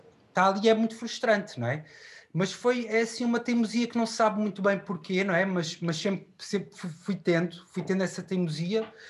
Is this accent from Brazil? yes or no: no; Queluz, Lisbon, Portugal; also born or lived in Chaves; tenho uma vivência na, na linha de Sintra, em, no, no Monte Abrão, em Queluz